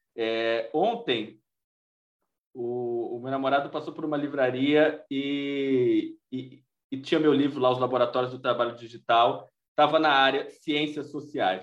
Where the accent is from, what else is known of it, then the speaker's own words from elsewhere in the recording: Brazil; nós, brasileiros